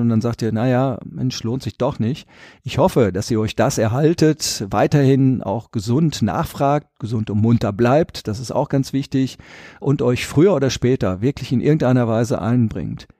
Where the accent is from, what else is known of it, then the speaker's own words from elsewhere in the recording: Rietberg, North Rhine-Westphalia, Germany; also born or lived in Düsseldorf; das ist meine Heimat und ich bin der Vertreter dieser Region und in Riedberg habe ich auch mein Haus